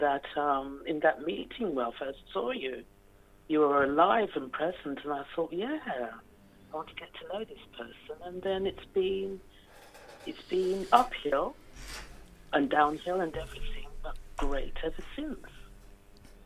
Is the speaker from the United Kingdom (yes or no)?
yes; London, United Kingdom; I grew up in London. My parents are from St. Lucia in the Caribbean, and I was brought up in the East End of London